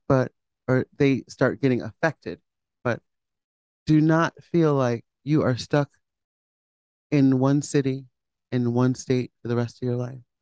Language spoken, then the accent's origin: English; Hamden, Connecticut, United States; I grew up in Hamden with my mom and dad. My dad worked at Pratt